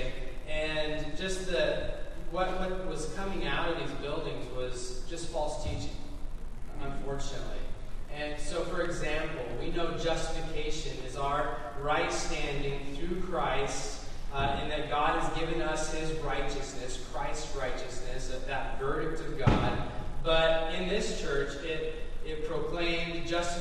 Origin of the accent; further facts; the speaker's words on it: Los Alamos, New Mexico, United States; moved away; I grew up in Los Alamos, New Mexico